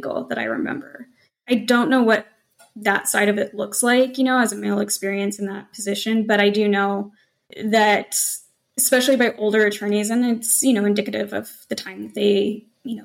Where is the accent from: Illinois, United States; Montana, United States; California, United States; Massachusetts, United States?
Montana, United States; moved away; I came from Montana, like country bumpkin